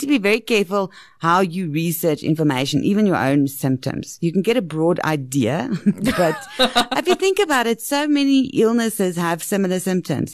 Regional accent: South Africa; especially in South Africa, because we've got such a diverse middle class and up

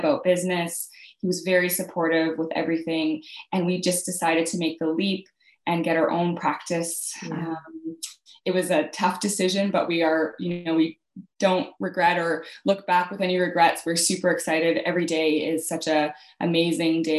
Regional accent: Calgary, Alberta, Canada; also born or lived in Saskatchewan; I grew up in Calgary, Alberta, Canada

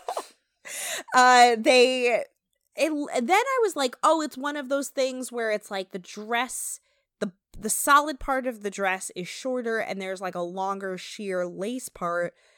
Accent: New Jersey, United States; I'm from Jersey

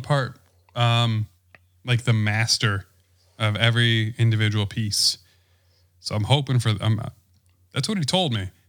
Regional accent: Wisconsin, United States; I'm from Wisconsin.

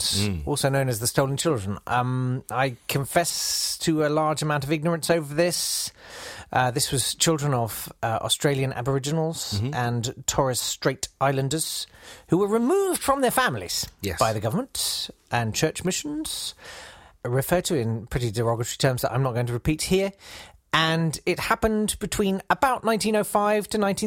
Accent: United Kingdom; being British

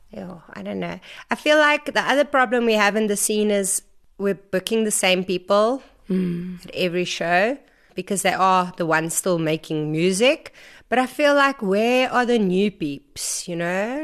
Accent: Vanderbijlpark, Gauteng, South Africa; moved away as an adult; also born or lived in Stellenbosch; I grew up in Farabelle Park

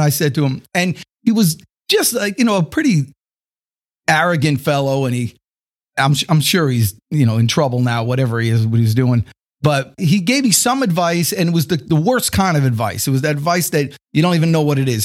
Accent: Atlanta, Georgia, United States; I'm from Atlanta

